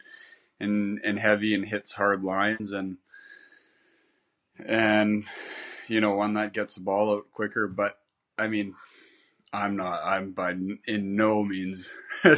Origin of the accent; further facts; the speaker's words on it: Canada; being Canadian, I started playing ice hockey when I was about 4 years old until 17